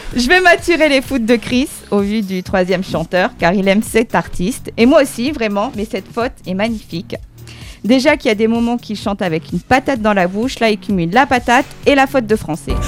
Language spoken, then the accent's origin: French; the North, France; moved away; je suis du Nord